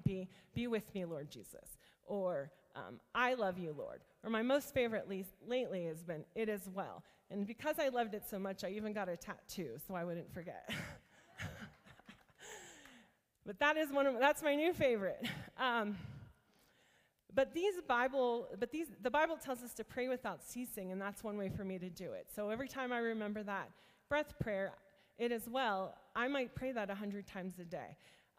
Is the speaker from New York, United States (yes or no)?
no; rural northeast Ohio, United States; I grew up in a very small town in rural northeast Ohio